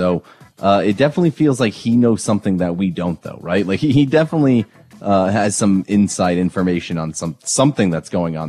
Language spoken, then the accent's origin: English; Northeast, United States; now in Orlando, United States; And I'm from the Northeast as well